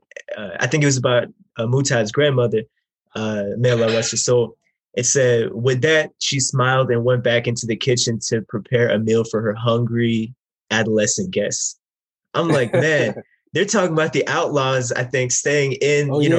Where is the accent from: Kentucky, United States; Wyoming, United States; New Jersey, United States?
New Jersey, United States; I'm from New Jersey too.